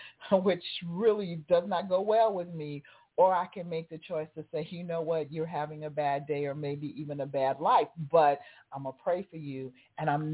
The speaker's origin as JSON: {"language": "English", "town": "Las Vegas", "region": "Nevada", "country": "United States", "tie": "born or raised there", "moved": "yes", "lives_now": "Atlanta, United States", "said": "growing up in Vegas, yeah, we had Lake Mead"}